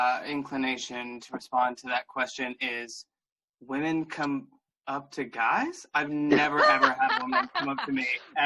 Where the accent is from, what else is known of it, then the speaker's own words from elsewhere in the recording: Seattle, Washington, United States; I'm from Seattle